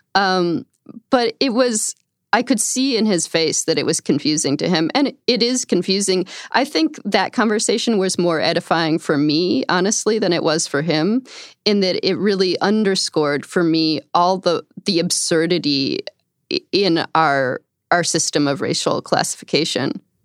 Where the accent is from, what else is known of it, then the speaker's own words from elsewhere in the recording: upstate New York outside of Albany, United States; I grew up in upstate New York outside of Albany